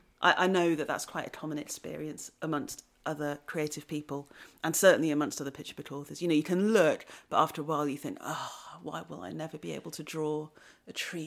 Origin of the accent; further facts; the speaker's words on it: Wellington, West Midlands, United Kingdom; also born or lived in Shrewsbury; I was born in Shropshire. I was born in Shrewsbury. And I grew up in a place called Wellington. And Wellington is a market town in Shropshire.